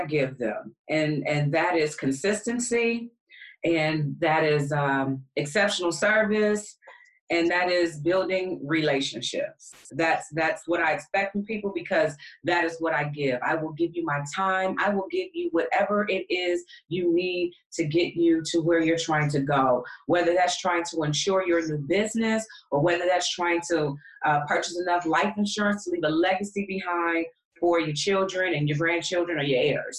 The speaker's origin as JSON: {"language": "English", "town": "Detroit", "region": "Michigan", "country": "United States", "tie": "born or raised there", "also_born_or_lived": "Atlanta", "moved": "yes", "said": "Detroit is my hometown, even though I started the business in Atlanta"}